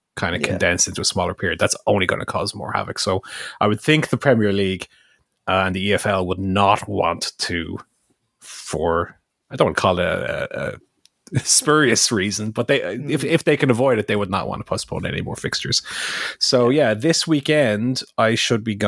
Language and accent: English; Ireland; Irish person.